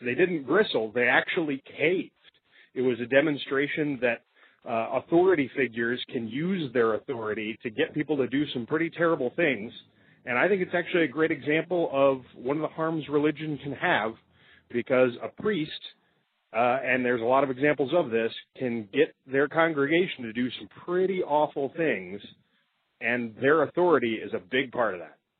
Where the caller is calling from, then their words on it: Michigan, United States; I'm calling from Michigan.